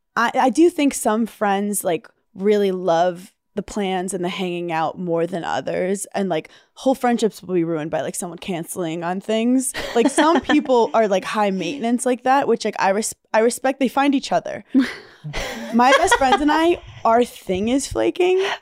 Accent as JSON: {"language": "English", "town": "New York City", "region": "New York", "country": "United States", "said": "I'm a New Yorker, I don't drive."}